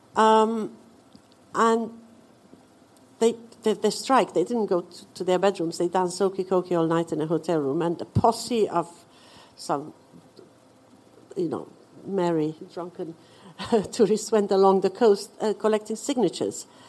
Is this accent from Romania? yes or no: yes; Romania; moved away as an adult; now in United Kingdom; I was born in Romania